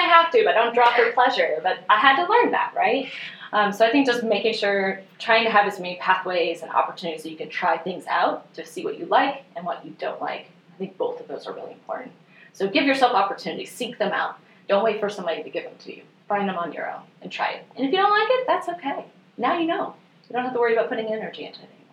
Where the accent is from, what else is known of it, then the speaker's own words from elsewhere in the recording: northwest Missouri, United States; moved away as an adult; also born or lived in Springfield, Missouri; now in Bentonville, United States; I'm originally from Missouri, so I grew up in the northwest corner of the state